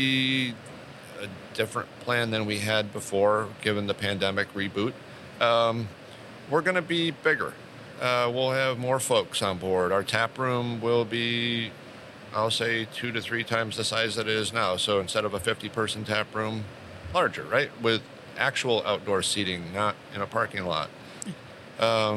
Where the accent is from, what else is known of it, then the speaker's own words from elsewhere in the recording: Rochester, New York, United States; I grew up in the Rochester, New York area